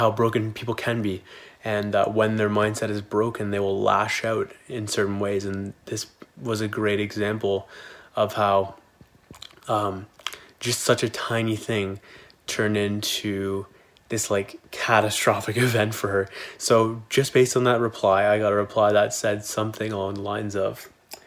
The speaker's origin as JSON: {"language": "English", "town": "Kitchener", "region": "Ontario", "country": "Canada", "tie": "born or raised there", "said": "Kitchener, which is my hometown"}